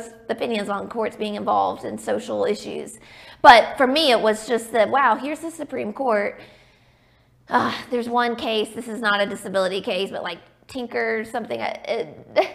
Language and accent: English; Birmingham, Alabama, United States; I am from Birmingham. I grew up here